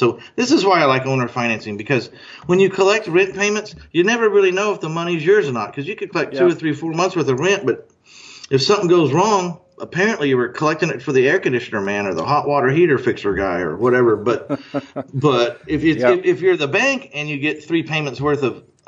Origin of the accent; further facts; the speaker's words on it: Texas, United States; moved away; also born or lived in Orange County, California; I used to live in Orange County, but I was born in Texas, and I got back here as fast as I could.